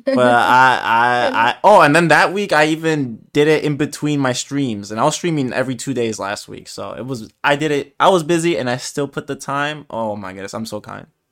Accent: United States; I'm American

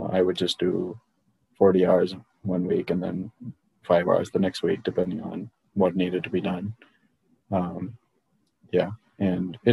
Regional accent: India; now in United States; I grew up in India where the education level was very also high and also very diverse

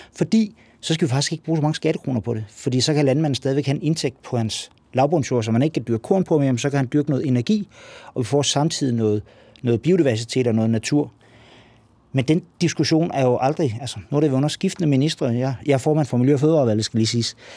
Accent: Lolland-Falster, Zealand, Denmark; Nu kommer jeg fra Lolland Falster.

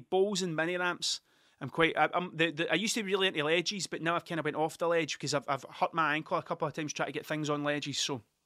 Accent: Ayrshire, Scotland, United Kingdom; I'm from Ayrshire. I'm a, I'm a coun-, I'm a country bumpkin through and through. I am one hundred percent Ayrshire.

